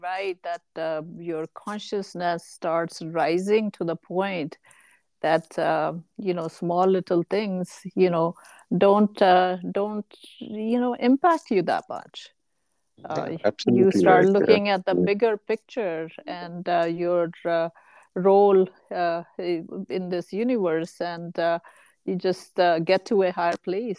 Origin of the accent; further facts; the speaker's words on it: India; now in United States; Actually, the analogy that comes to mind is when we moved to US from India.